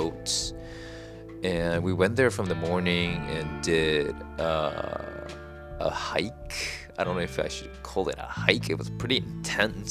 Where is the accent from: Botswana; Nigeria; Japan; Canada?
Japan; moved away; I grew up in Japan, and here is totally different